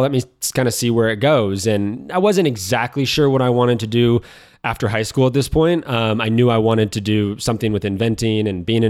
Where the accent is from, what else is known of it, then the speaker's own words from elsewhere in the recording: Korsgold, California, United States; Originally, I'm from a town called Korsgold, which no one knows what that is or where it's at. It's about 15 miles just south of Yosemite National Park.